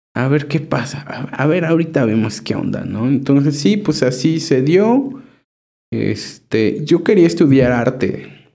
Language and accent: Spanish; Chignahuapan, Puebla, Mexico; now in Puebla, Mexico; mi pueblo